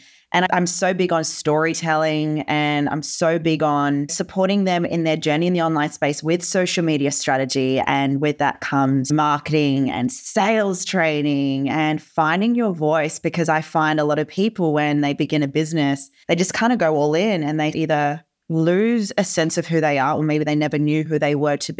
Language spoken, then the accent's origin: English; Germany; born there; First of all, I wasn't born in Australia. I was born in Germany.